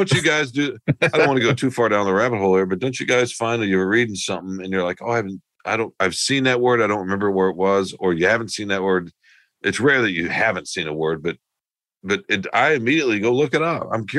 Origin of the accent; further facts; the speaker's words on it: California, United States; Oh, I know what this means because I'm smart and I'm from Southern California. But these rubes here in the Midwest don't know.